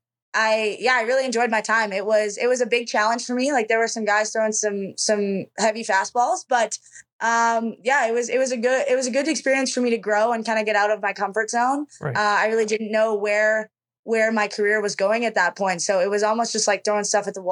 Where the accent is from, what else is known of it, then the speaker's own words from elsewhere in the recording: an hour from Brandon, Manitoba, Canada; Brandon, Manitoba, which is an hour from my hometown.